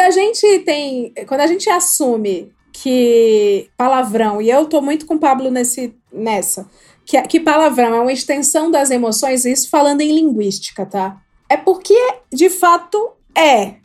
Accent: Ceará, Brazil; moved away as an adult; now in São Paulo, Brazil; Eu não sou da Bahia, eu sou do Ceará.

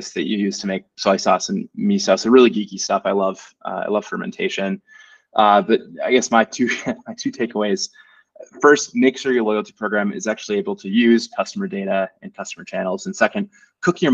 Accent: United States; moved away as an adult; now in Germany; I'm an American. I've lived in Germany for 5 years

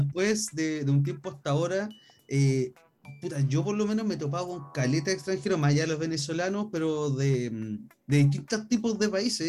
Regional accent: Chile; me mantengo bien chilensis

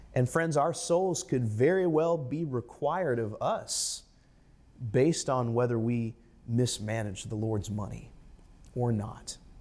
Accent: United States; as an American, as a person of the middle class

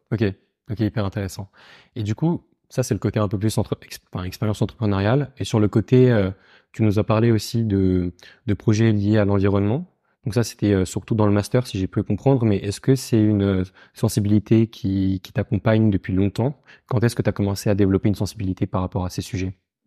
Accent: Paris, Île-de-France, France; also born or lived in Lausanne, Switzerland; j'ai grandi à Paris

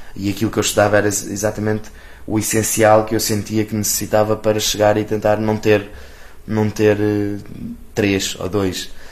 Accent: Amadora, Lisbon, Portugal; also born or lived in Campo de Ourique, Lisbon; now in Lisbon, Portugal; nós crescemos os dois juntos na Amadora e eu, eu sou tipo se era a pessoa mais, mais aborrecida em termos geográficos que nasci ali na, no Hospital da Cruz Vermelha e vivi na Amadora tipo a minha vida toda

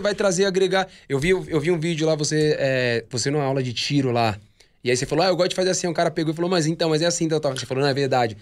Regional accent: Guarujá, São Paulo, Brazil; sou de Vicente Carvalho

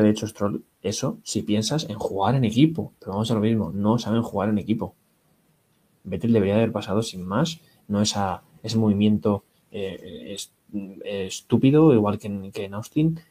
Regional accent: Spain

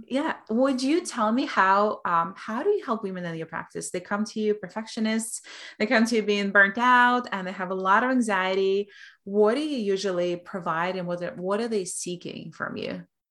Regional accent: Belarus; moved away; I come from Russian culture, from Belarusian culture

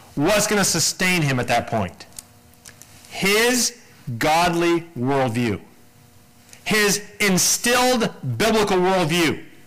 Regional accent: United States; as an American

